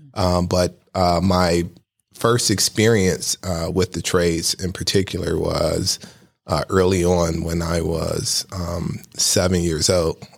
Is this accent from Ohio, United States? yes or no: yes; Cleveland, Ohio, United States; I was born and raised on East fifty-fifth Street, right across the street from East Tech